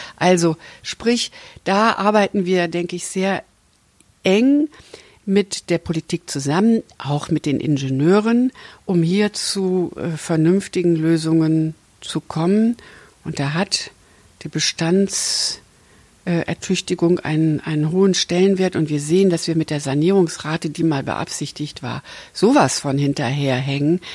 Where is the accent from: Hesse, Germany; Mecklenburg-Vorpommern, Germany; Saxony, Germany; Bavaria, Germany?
Hesse, Germany; Ich komme ja aus Hessen